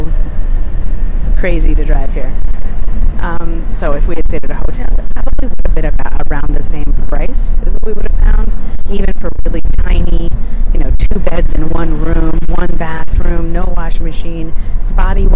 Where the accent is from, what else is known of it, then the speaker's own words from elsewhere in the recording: New York, United States; now in Michigan, United States; I'm from New York